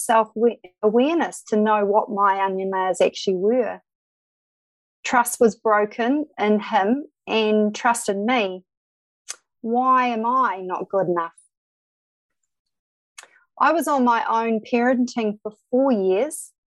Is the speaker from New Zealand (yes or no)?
yes; Christchurch, Canterbury, New Zealand; also born or lived in Dodoma, Tanzania / Kapiti Coast; I did most of my schooling in Christchurch, New Zealand